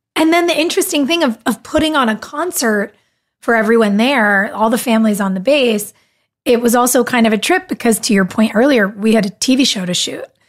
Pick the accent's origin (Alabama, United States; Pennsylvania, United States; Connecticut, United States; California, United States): California, United States; moved away; I grew up in California